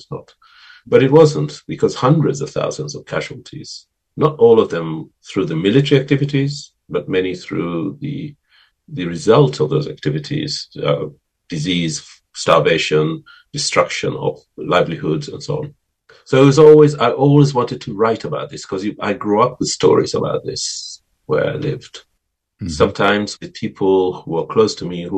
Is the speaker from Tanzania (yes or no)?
yes; Zanzibar, Tanzania; where I grew up in Zanzibar